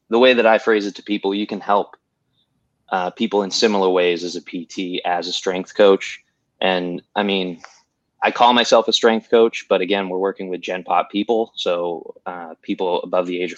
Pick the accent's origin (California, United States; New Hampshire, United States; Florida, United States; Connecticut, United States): New Hampshire, United States; moved away as an adult; now in Charlotte, United States; I'm from up north, I'm from New Hampshire